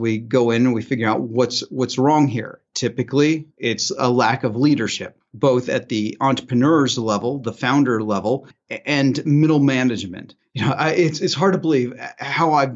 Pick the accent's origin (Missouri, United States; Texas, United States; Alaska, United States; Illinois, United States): Illinois, United States; Southern; now in Phoenix area, Arizona, United States; I'm from Southern Illinois. I grew up in a very tiny town right next to a cornfield